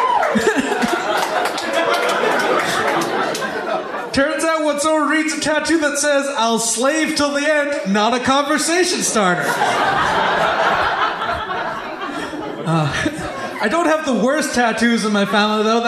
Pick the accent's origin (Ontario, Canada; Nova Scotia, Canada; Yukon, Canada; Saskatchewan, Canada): Saskatchewan, Canada; Wolseley; I'm from the small town of Wolseley, Saskatchewan.